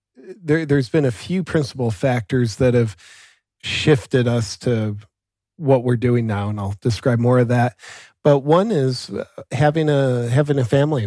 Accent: Ohio, United States; moved away as an adult; also born or lived in Southern California; now in Austin, United States; I grew up in Ohio on acreage kinda out in farm country

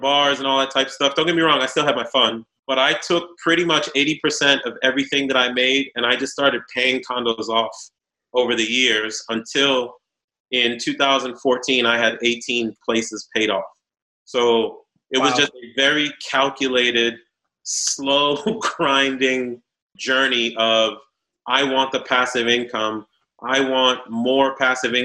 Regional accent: Boston, Massachusetts, United States; moved away as an adult; also born or lived in New York / Haiti (family) / Virginia; I was born in New York, raised in Boston

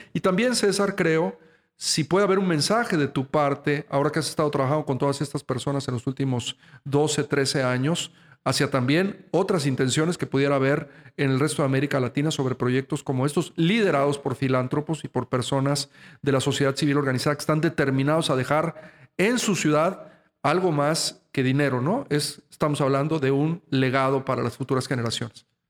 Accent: Mexico; los que somos mexicanos

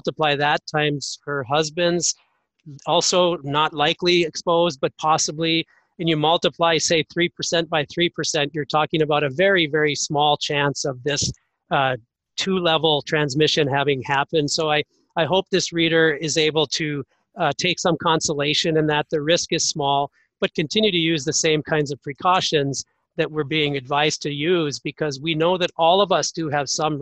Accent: North Dakota, United States; even my home state of North Dakota

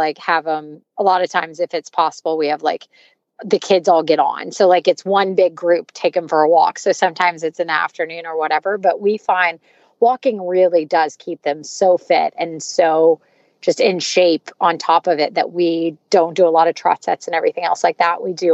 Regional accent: the South, United States; moved away; I grew up in the South and I grew up like, if it starts snowing, you go to the grocery store really quickly because no one can drive

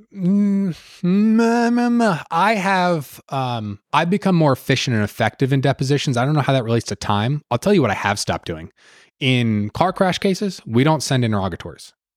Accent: Jersey Shore, New Jersey, United States; moved away as an adult; also born or lived in South Carolina / Georgia; now in Atlanta, United States; I grew up on the Jersey Shore

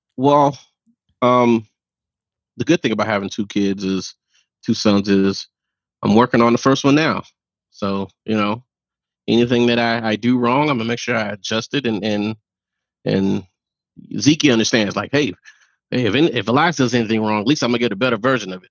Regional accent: Miami, Florida, United States; growing up in Miami

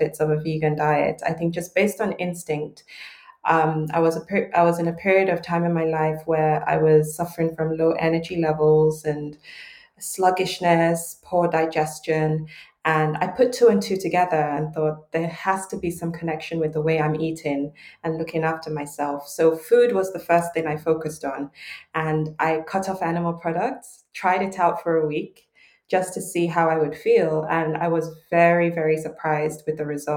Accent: Lagos, Nigeria; I was born and raised in Lagos, Nigeria, grew up eating home-cooked, flavorful meals

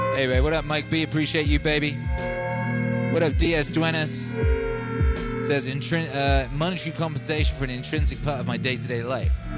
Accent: Wales, United Kingdom; I grew up in Wales

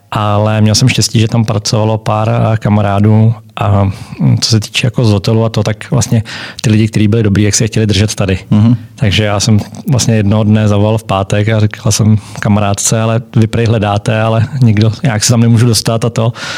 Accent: Czechia; also born or lived in Germany / Switzerland; jsme tam jako Češi

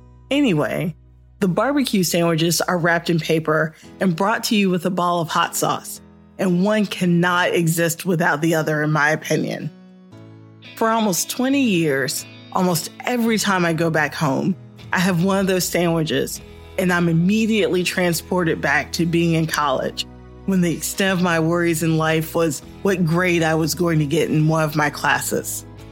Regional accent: Norfolk, Virginia, United States; moved away; my hometown of Norfolk, Virginia.

